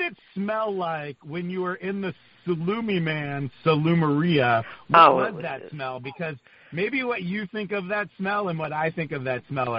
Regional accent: California, United States; And I'm from California and Carlos from New York.

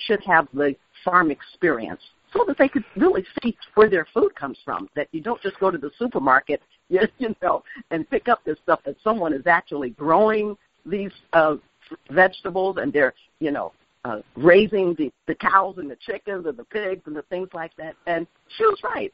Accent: Chicago, Illinois, United States; also born or lived in Mississippi; now in Edgefield County, United States; I was born and raised in Chicago

